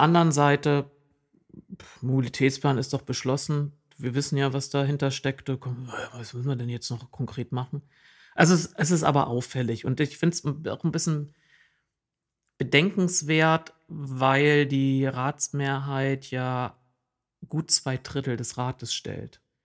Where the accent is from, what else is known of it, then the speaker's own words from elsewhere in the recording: East Germany, Germany; now in Oldenburg, Germany; in meiner Heimat hieß es Mark